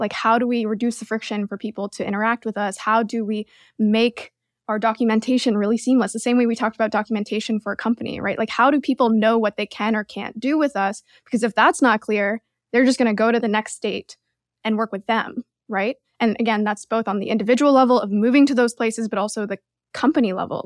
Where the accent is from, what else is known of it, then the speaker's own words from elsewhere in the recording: Canada; now in United States; I'm Canadian